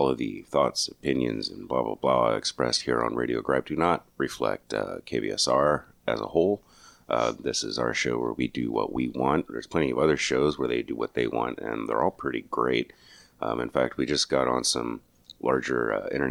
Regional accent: New Mexico, United States; moved away; why did I leave New Mexico?

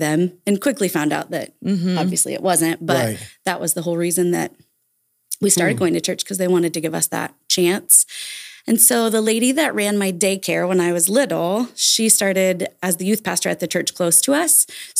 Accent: Vincennes, Indiana, United States; I grew up in Vincennes.

